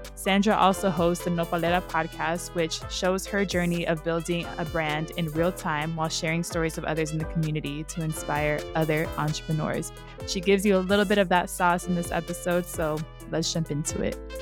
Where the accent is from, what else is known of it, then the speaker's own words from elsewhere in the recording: San Diego, California, United States; I'm from San Diego too, and I grew up around a lot of Mexican American culture.